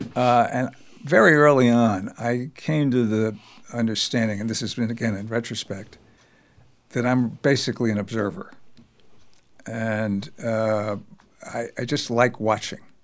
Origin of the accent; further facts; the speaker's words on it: New York, United States; also born or lived in Bombay, India; I grew up as a child in, in New York